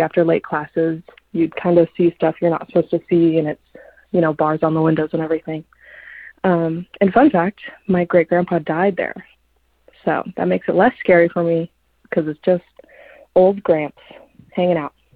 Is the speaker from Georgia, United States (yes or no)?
no; Camarillo, California, United States; I grew up in Camarillo, California